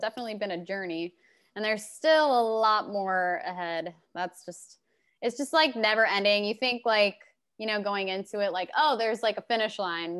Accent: Glendale, Arizona, United States; moved away as an adult; also born or lived in Phoenix, Arizona / Detroit area, Michigan; now in Nashville, United States; I was born in Phoenix, and I was mostly raised on the west side in Glendale

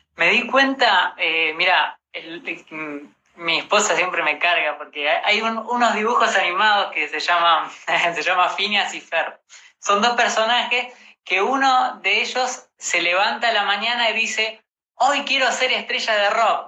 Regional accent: Rosario, Santa Fe, Argentina; now in Buenos Aires, Argentina; yo soy de Rosario, pero me vine acá a Buenos Aires eh, siguiendo mi sueño

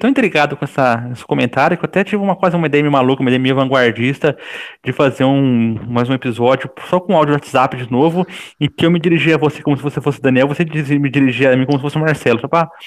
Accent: Brazil; accent: interior; dizem, né, que eu tenho um sotaque bem forte do interior, e eu, eu, eu, ignorava isso, né? Durante vários anos eu ignorei que tinha um sotaque grande

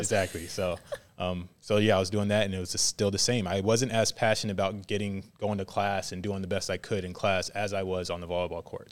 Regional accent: Virginia Beach, Virginia, United States; moved away as an adult; also born or lived in Hawaii; now in Waco, United States; I grew up in Virginia Beach, Virginia

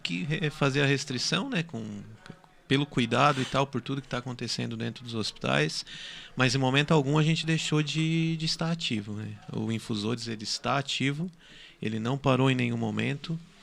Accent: Araranguá, Santa Catarina, Brazil; Sou de Araranguá também

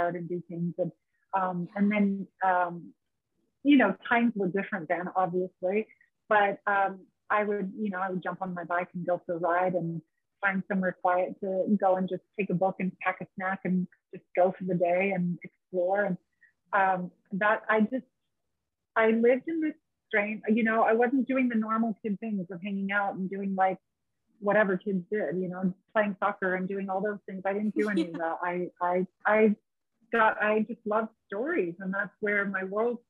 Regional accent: San Diego, California, United States; moved away as an adult; also born or lived in Australia; I grew up in San Diego, so I grew up 2 hours south

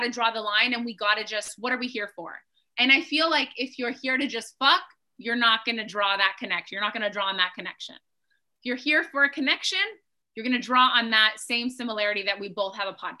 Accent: Toronto, Ontario, Canada; Oh, Toronto.

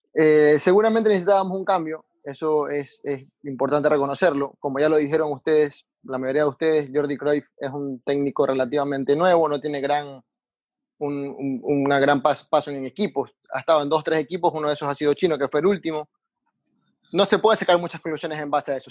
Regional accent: Ecuador; como ecuatoriano

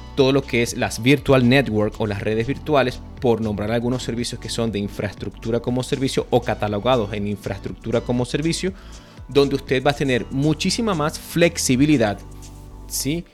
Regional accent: Venezuela; now in Costa Rica; yo, soy venezolano, vivo en Costa Rica

